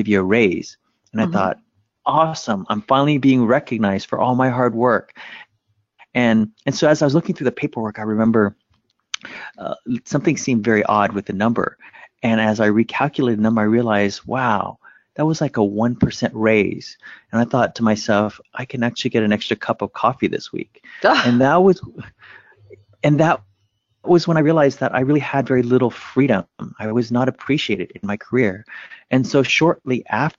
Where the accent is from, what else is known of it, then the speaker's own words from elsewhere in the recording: United States; English is a second language; when my family and I made it to America, growing up, we didn't speak English